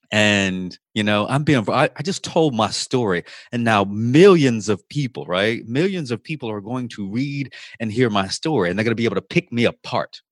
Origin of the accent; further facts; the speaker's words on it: Virginia, United States; now in Louisiana, United States; from my home state of Virginia